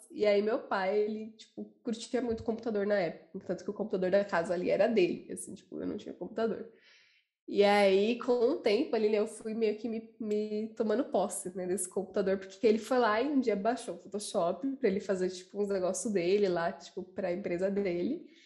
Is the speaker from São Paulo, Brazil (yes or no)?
yes; São Paulo, Brazil; sempre morei nessa região também, aqui no Jabaquara.